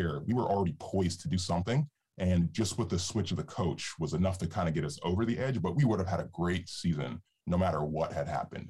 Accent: Georgia, United States; moved away as an adult; Basically, I grew up in Georgia. I was looking to get out of Georgia, actually, just because I'd never seen anything else

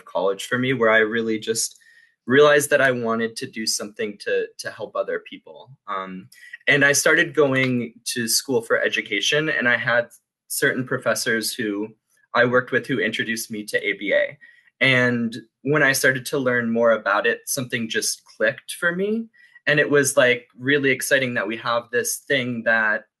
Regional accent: Buffalo, New York, United States; moved away as an adult; also born or lived in Pennsylvania / Mamaroneck, New York; I'm from Buffalo originally

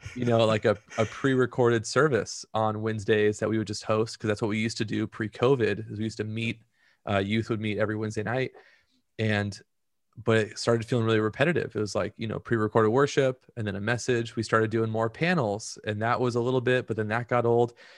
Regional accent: Orange County, California, United States; also born or lived in Central Valley, California; I grew up in Orange County.

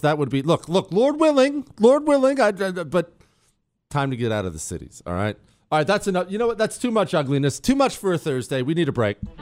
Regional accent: Montana, United States; also born or lived in Ohio; I was born in Ohio, grew up in Montana

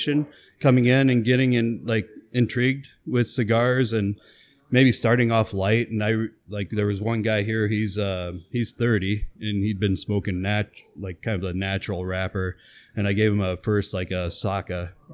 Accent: Wilton, Iowa, United States; I grew up in Wilton, Iowa, which is 30 miles to the west.

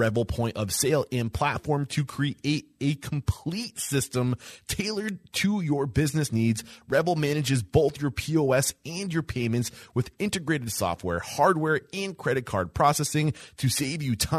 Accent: New Hampshire, United States; I'm clearly from New Hampshire.

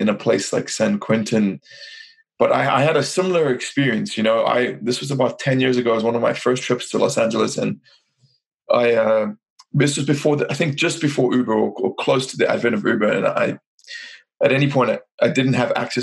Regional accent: South Africa; I'm from South Africa

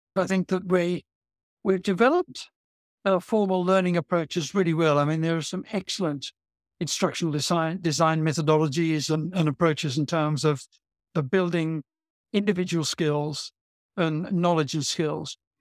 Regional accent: Australia; now in England, United Kingdom; I'm an Australian originally

